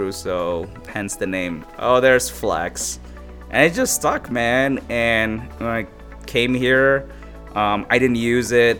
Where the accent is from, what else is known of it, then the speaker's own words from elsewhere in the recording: Abu Dhabi, United Arab Emirates; moved away as an adult; also born or lived in Somaliland; now in Chicago, United States; I came from Abu Dhabi. That's where I grew up